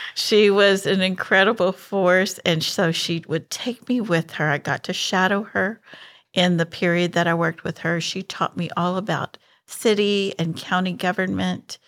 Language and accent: English; Houston, Texas, United States; I'm a native Houstonian